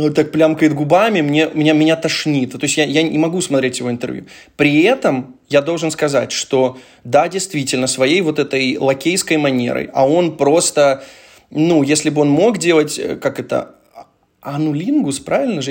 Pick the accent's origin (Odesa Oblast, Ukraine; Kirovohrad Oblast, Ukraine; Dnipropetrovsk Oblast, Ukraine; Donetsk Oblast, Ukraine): Dnipropetrovsk Oblast, Ukraine; Dnipro; мы все вместе из Днепра